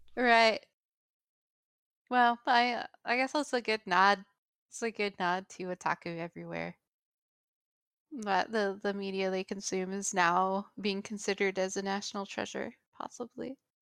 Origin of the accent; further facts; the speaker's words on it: United States; my perspective as an American